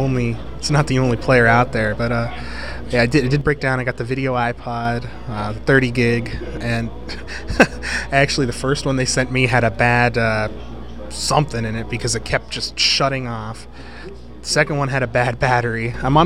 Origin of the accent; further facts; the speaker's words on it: Youngstown, Ohio, United States; also born or lived in Boardman, Ohio; now in Cleveland, United States; I'm from Youngstown